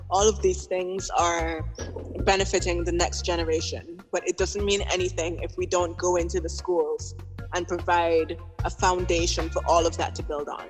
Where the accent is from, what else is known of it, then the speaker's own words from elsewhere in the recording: Antigua & Barbuda; now in Tortola, British Virgin Islands; I'm originally from Antigua, but I'm currently living in the British Virgin Islands